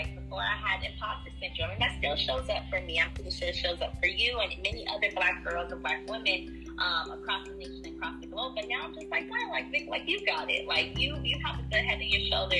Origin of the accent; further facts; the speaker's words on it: Kenya; I am Kenyan